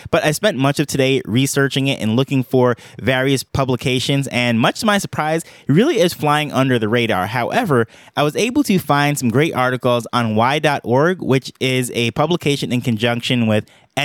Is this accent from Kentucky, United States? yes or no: no; New York, United States; now in Jamaica; I'm from New York, I live in Jamaica